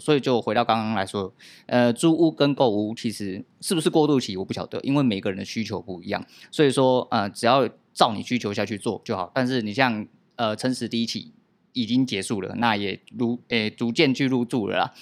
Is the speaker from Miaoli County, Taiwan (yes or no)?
no; Tucheng, New Taipei, Taiwan; 我本来就是土生土长、土生人